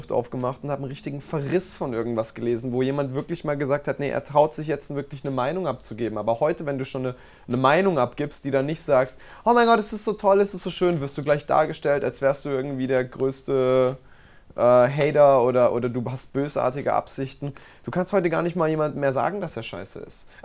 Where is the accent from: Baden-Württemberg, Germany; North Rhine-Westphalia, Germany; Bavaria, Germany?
Baden-Württemberg, Germany; Baden-Baden; die Natur, die Menschen, ähm, ja, ein, ein, ein Wort, zwei Wörter, Baden-Baden, das ist meine